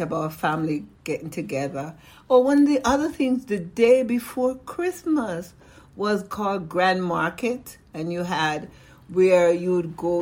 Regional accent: Jamaica; now in United States; I grew up in Jamaica, West Indies

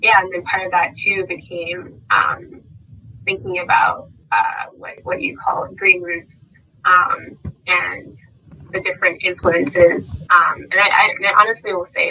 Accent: San Antonio, Texas, United States; growing up in San Antonio on the west side and the east side

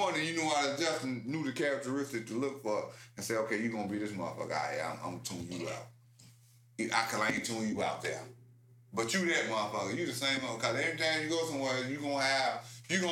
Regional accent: Chicago, Illinois, United States; as a Chicagoan

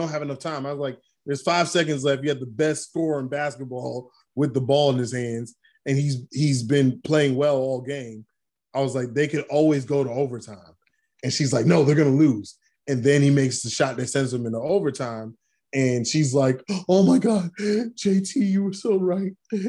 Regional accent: New York City, New York, United States; I grew up in Brooklyn.

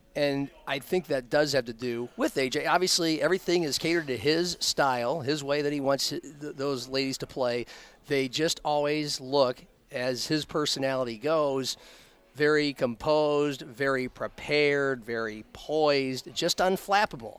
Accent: Omaha, Nebraska, United States; growing up in Omaha

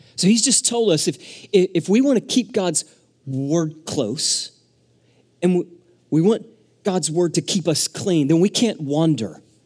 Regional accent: Arkansas, United States; moved away; I grew up in Arkansas

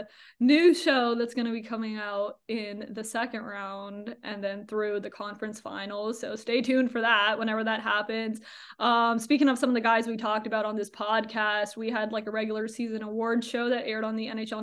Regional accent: Burlington, Ontario, Canada; moved away as an adult; now in New York, United States; my hometown of Burlington, Ontario

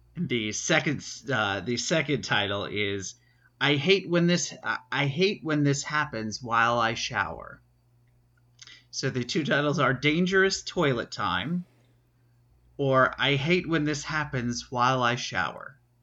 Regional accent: New York City, New York, United States; growing up around New York City

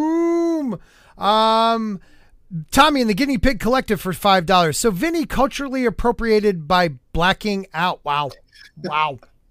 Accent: Pittsburgh, Pennsylvania, United States; accent: Pittsburghese; Pittsburghese is my hometown language.

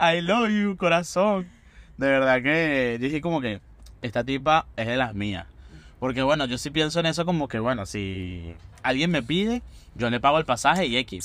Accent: Venezuela; now in Buenos Aires, Argentina; cuando llegué de, de Venezuela yo tenía, como decimos en Venezuela, un perolito

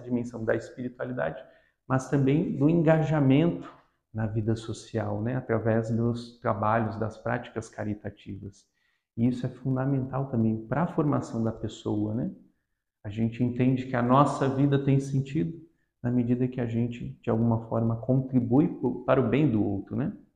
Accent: Guarujá, São Paulo, Brazil; also born or lived in Paraíba; now in Santos, Brazil; nasci no Nordeste, na Paraíba, mas passei praticamente toda a minha vida na cidade do Guarujá, onde eu cresci

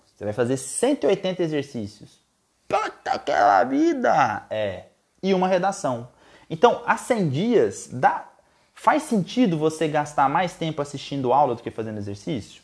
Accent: Goiás, Brazil; Lá em Goiás, minha terra natal

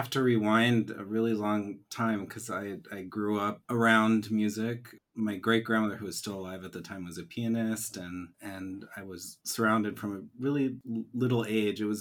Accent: Santa Fe, New Mexico, United States; also born or lived in Chicago; In Santa Fe, New Mexico.

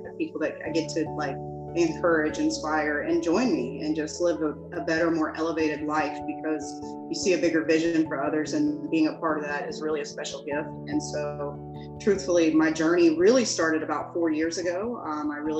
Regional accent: Jacksonville, Florida, United States; I'm from Jacksonville, Florida.

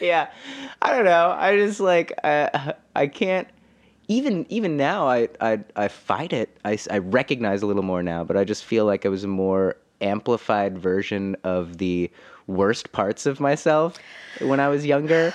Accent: Fresno, California, United States; also born or lived in Los Angeles; now in Nashville, United States; my hometown of Fresno

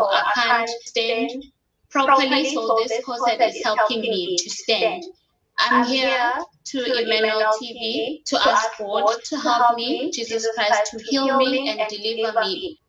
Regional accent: South Africa; I'm from South Africa.

